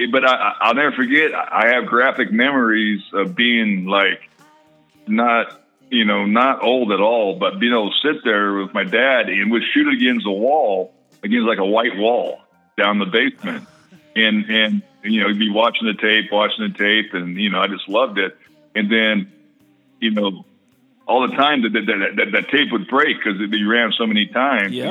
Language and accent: English; Oakland, California, United States; I was born in Oakland. My dad just re, just retired from the Raiders.